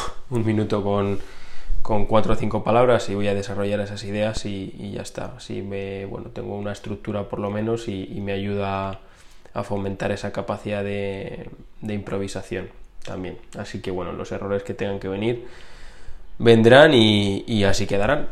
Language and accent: Spanish; Community of Madrid, Spain; decidí venirme a, a, mi ciudad natal, a mi casa, con mis padres